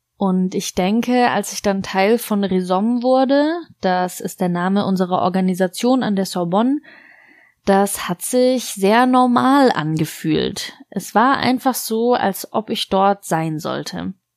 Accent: Lebanon; moved away as an adult; now in France; in meiner Kindheit und Jugend im Libanon

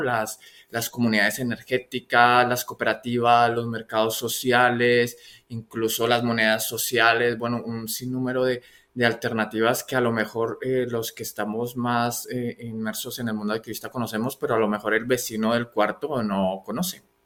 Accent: Colombia; yo soy colombiano

